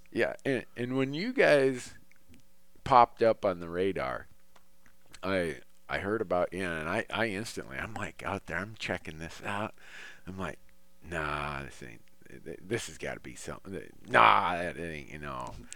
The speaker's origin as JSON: {"language": "English", "region": "Minnesota", "country": "United States", "tie": "born or raised there", "moved": "yes", "lives_now": "Montana, United States", "said": "where I grew up in Minnesota"}